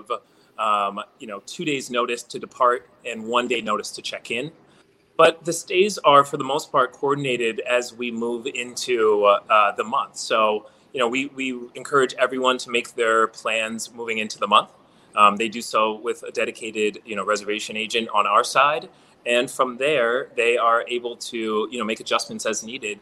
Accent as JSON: {"language": "English", "town": "New York City", "region": "New York", "country": "United States", "said": "as a New Yorker"}